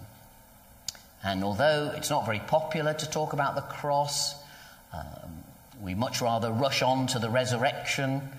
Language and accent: English; United Kingdom; We're very British